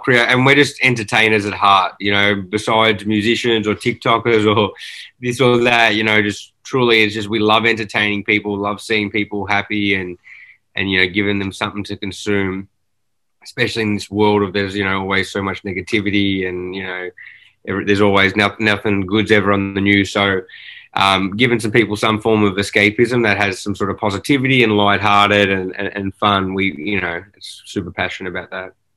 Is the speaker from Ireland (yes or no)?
no; Australia; now in Los Angeles, United States; growing up in Australia, that's all you consume is, you know, these movies and TV shows